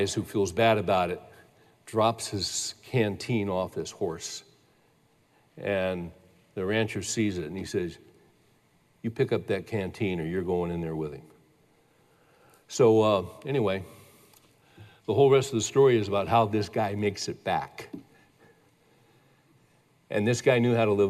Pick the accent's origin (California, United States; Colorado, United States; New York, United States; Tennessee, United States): California, United States; I was raised in California